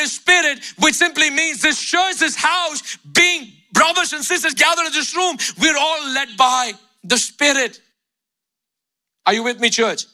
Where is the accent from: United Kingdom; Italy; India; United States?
India; moved away; Growing up in India